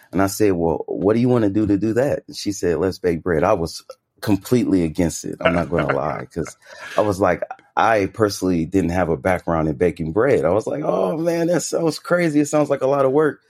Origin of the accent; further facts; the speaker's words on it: Bay Area, California, United States; now in Las Vegas, United States; I'm actually from the Bay Area, California.